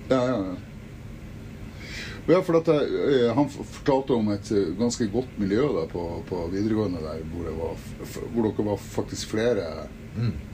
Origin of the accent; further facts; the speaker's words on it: Mosjøen, Nordland, Norway; Hvor vokste du opp, egentlig? Mosjøen. I Mosjøen? Ja. Så jeg drev og Så jeg og, jeg og Finn Guttømsen vi drev og jamma sammen og sånn da vi var